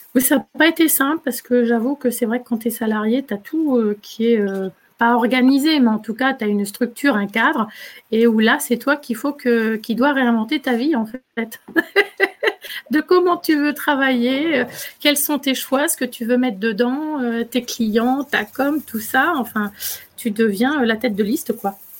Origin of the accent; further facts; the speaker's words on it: Poitou, Nouvelle-Aquitaine, France; moved away as an adult; also born or lived in Île-de-France; En fait, ici, c'est ma région d'origine. Je suis dans le Poitou